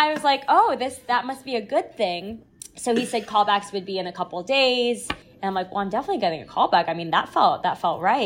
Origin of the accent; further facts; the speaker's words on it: Washington, District of Columbia, United States; moved away; also born or lived in New York City; in DC, in my hometown